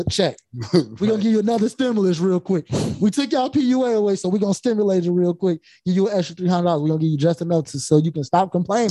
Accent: Chicago, Illinois, United States; also born or lived in Pittsburgh; I'm from Chicago. So, where I'm from, ain't no, in our neighborhood, ain't no, the corner stores ain't black owned

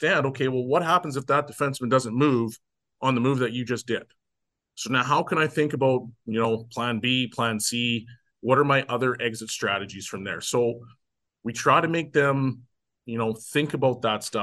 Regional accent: Canada; I'm from Canada too.

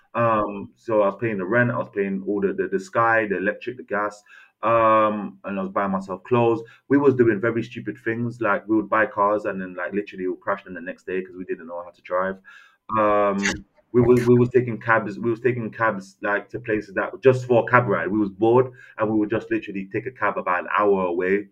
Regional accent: London, United Kingdom; born or raised there; also born or lived in Castries, St. Lucia

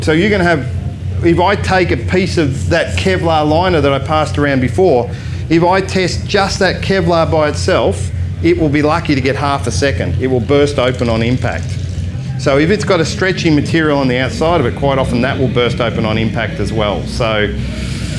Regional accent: Australia; I am Australian

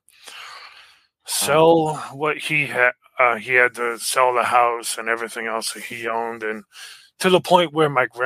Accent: Worcester, Massachusetts, United States; I'm from the Worcester area, Worcester, Massachusetts

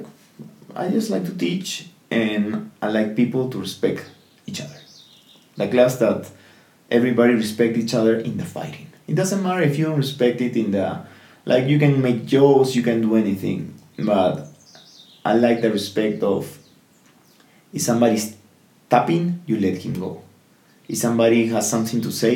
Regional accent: Peru; I'm from here, like, I'm from Peru

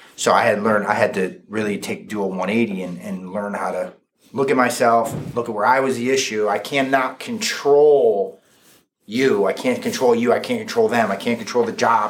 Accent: Fairfield, United States; I grew up in Fairfield, went through Fairfield schools

